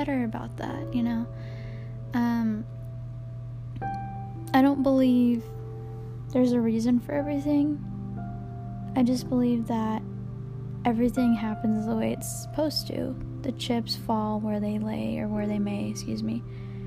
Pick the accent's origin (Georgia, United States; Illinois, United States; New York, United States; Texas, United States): Georgia, United States; now in Kentucky, United States; I grew up in Georgia. And I am 25 years old. Female. I live here now. In Kentucky.